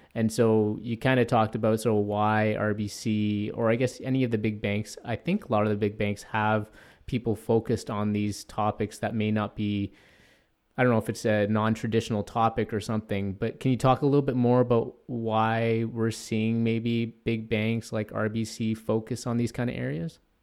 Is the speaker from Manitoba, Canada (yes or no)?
no; Toronto, Ontario, Canada; I'm from North York as well